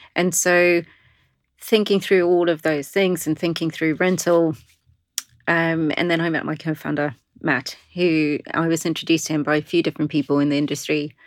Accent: South Africa; moved away as an adult; now in London, United Kingdom; I'm originally South African

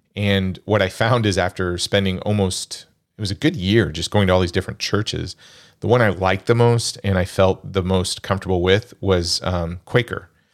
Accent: Kansas, United States; growing up in Kansas

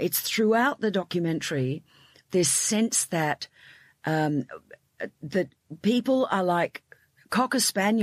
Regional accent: Australia; I'm Australian

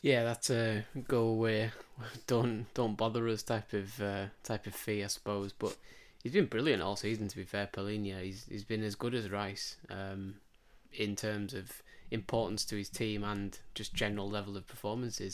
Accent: England, United Kingdom; we sit here as, as English, um, football fans

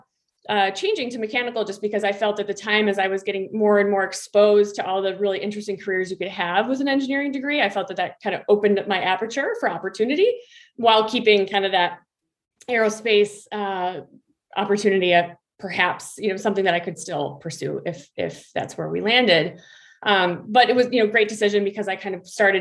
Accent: Minnesota, United States; I actually grew up in Minnesota

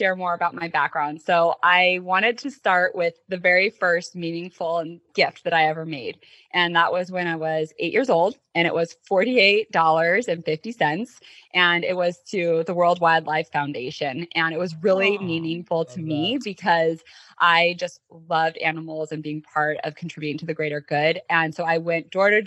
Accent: Colorado, United States; international studies major at University of Denver growing up in Colorado

